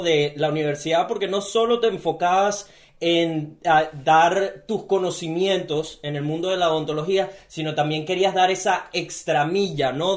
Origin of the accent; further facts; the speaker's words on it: Venezuela; now in Gold Coast, Australia; soy un venezolano que vive en Gold Coast, Australia